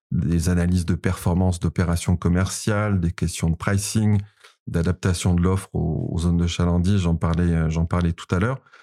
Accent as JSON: {"language": "French", "town": "Paris", "region": "Île-de-France", "country": "France", "also_born_or_lived": "Montreal, Canada", "accent": "Parisian", "said": "Ensuite, je suis revenu à Paris. Donc, j'ai changé mon accent. Mon accent a, repris cet accent euh, parisien que vous entendez aujourd'hui"}